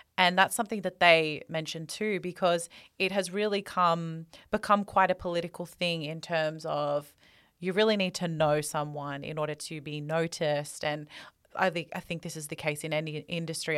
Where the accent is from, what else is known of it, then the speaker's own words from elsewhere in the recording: Australia; We're two Australian girls